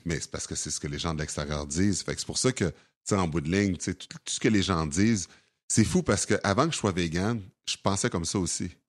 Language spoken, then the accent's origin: French; Sorel-Tracy, Quebec, Canada; also born or lived in Montreal; j'ai déjà à Sorel quand j'avais 4 ans.